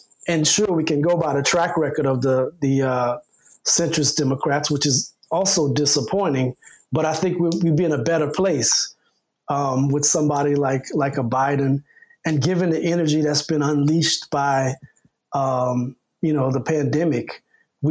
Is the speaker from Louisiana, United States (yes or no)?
yes; Louisiana, United States; now in Chicago, United States; I grew up in Louisiana